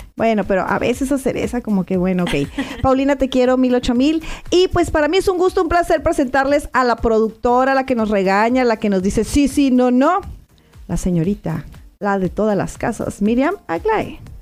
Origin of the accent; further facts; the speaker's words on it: Tijuana, Baja California, Mexico; yo nací en Tijuana.